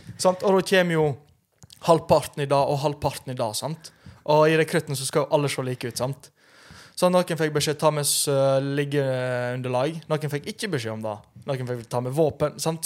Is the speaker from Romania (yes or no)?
yes; Romania; now in Norway; Jeg er jo fra Romania